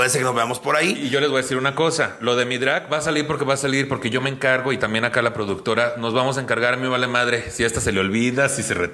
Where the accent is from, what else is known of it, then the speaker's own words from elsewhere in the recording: Mexico City, Mexico; yo nací en la Jardín Balbuena.